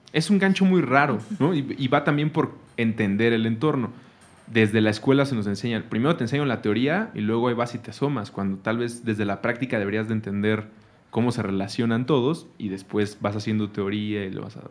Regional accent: Mexico City, Mexico; Nosotros somos chilangos, sí crecimos aquí En, la ciudad

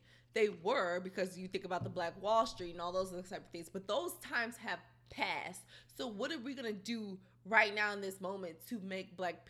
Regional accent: Houston, Texas, United States; I grew up in the hood. Like, yeah. I for sure grew up in the ghetto, okay?

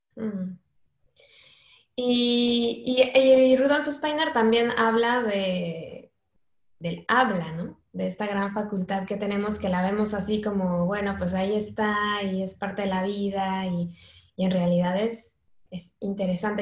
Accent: Mexico; now in Spain; yo soy mexicana

